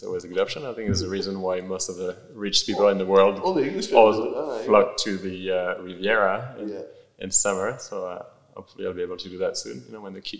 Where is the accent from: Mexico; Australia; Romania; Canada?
Australia; And as an Australian, I was a bit pissed that we blew, what, however many billion of dollars on this of taxpayer money.